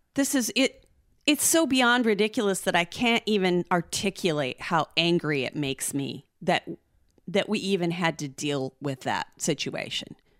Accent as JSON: {"language": "English", "country": "United States", "said": "as an American"}